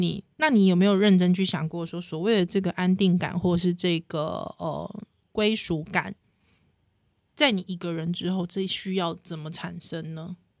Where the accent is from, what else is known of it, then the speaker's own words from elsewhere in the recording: New Taipei, Taiwan; 我是台北人，就是新，新北市人